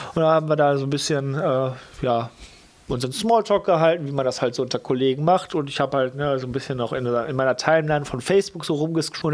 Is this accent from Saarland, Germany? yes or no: no; Lippstadt, North Rhine-Westphalia, Germany; also born or lived in Geseke; now in Cologne, Germany; dann komme ich halt aus Lippstadt und nicht da, wo ich geboren wurde in Geseke